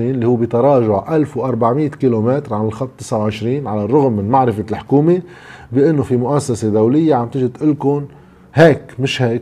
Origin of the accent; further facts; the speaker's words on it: Lebanon; انتم بتعرفوا انه مثلا نحن بلبنان عندنا عشر بلوكات رسمناهم بحريا